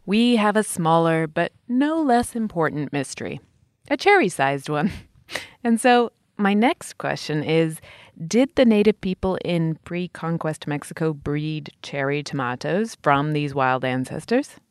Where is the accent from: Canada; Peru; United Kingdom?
United Kingdom; England; When I was a little kid growing up in England